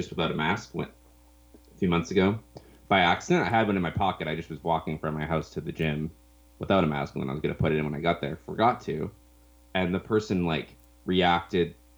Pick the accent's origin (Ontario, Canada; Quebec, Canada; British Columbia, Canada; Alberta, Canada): British Columbia, Canada; Kelowna; moved away as an adult; now in Vancouver, Canada; I'm from Kelowna, which is a few hours away